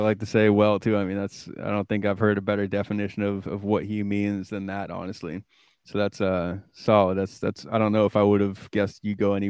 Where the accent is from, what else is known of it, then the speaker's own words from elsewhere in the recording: Vermont, United States; I grew up in Vermont